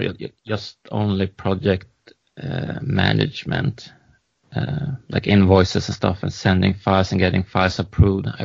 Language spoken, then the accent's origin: English; Stockholm, Stockholm County, Sweden; I'm from Stockholm.